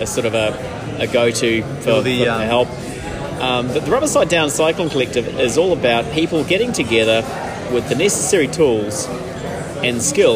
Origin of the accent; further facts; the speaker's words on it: New Zealand; moved away; I'm from Middle Earth, as you can really tell from the accent.